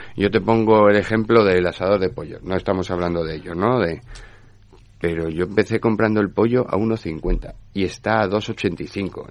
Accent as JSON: {"language": "Spanish", "country": "Spain", "said": "soy el único español"}